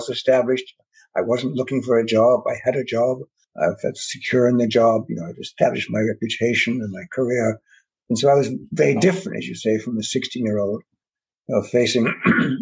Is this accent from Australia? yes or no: no; Ireland; now in Canada; growing up in Ireland during the war, immediate post-war and so on